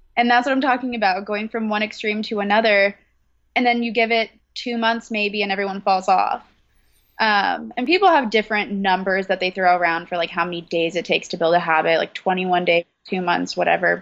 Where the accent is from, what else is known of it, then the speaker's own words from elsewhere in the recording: California, United States; moved away as an adult; now in Brooklyn, United States; I am located in Brooklyn, but I was originally born and raised in California